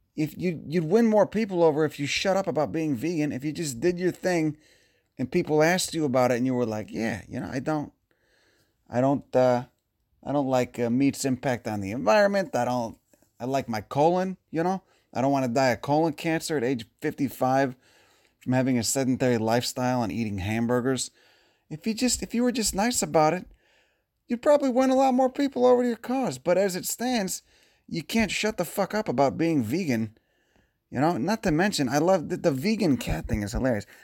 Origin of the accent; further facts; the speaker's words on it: Chicago, Illinois, United States; growing up in Chicago